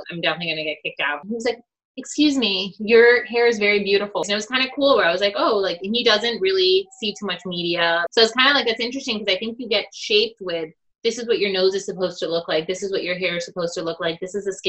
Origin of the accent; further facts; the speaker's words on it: Miami, Florida, United States; also born or lived in New Jersey / Maryland; We grew up in Miami.